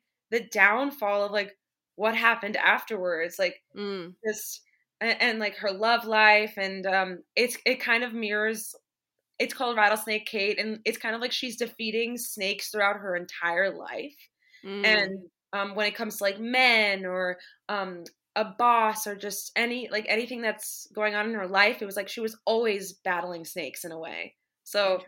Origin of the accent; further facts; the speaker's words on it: New York, United States; I grew up in New York, so I was just always around, you know, the whole Broadway scene